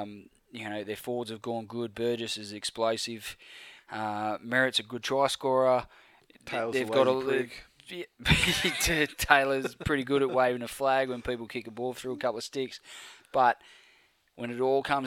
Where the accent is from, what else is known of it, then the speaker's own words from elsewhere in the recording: Penrith, New South Wales, Australia; I was born in Penrith Hospital.